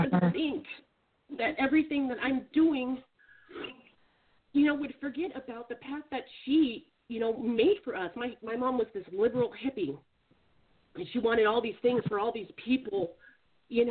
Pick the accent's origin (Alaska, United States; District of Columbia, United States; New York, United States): Alaska, United States; moved away; I'm from Alaska, I just moved down here